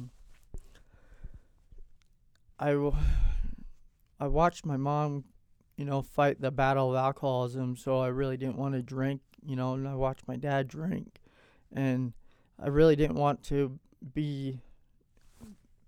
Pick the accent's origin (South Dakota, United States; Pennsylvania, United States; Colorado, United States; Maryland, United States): Colorado, United States; Platteville; also born or lived in Longmont, Colorado / Gilcrest, Colorado / Arizona / Casper, Wyoming; I was born here in Longmont, Colorado. I was raised in Platteville, Gilcrest area.